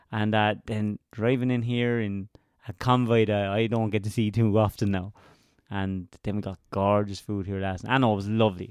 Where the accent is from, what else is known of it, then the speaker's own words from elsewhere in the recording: Laois, Ireland; I'm from Leash, which is the only county not touching a county touching the sea.